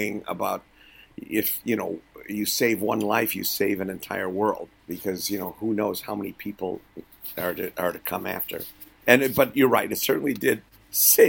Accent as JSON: {"language": "English", "town": "Milwaukee", "region": "Wisconsin", "country": "United States", "tie": "born or raised there", "said": "I grew up in Milwaukee"}